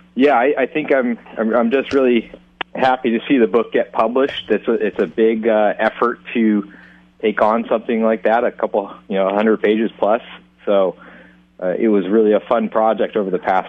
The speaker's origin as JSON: {"language": "English", "area": "Central Coast", "region": "California", "country": "United States", "tie": "born or raised there", "moved": "yes", "lives_now": "Sausalito, United States", "said": "we grew up on the Central Coast"}